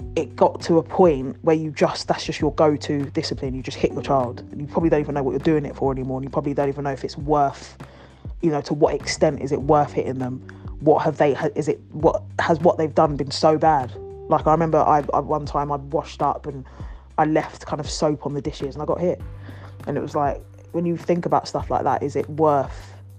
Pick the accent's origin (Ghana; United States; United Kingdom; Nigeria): Ghana; I'm from Ghana